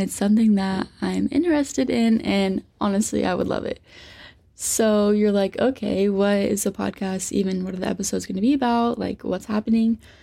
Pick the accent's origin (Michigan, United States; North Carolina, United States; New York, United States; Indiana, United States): Indiana, United States; Poseyville; moved away as an adult; now in Louisville, United States; I'm from Southern Indiana, like the Poseyville area. So I actually gradu-, graduated from North Posey